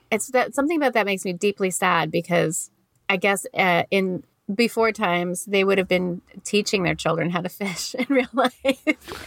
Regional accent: Canada; accent: thick Canadian; I'm a Canadian. I probably can tell from my very thick Canadian accent

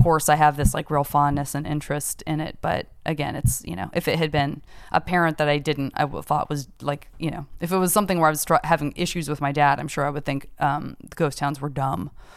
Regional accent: Arizona, United States; I'm from Arizona.

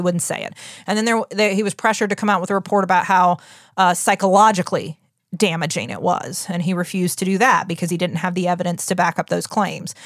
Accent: United States; We're the American public

